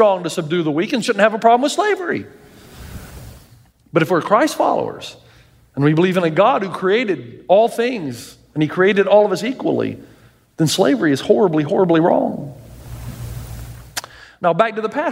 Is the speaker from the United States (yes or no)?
yes; the South, United States; I grew up in the South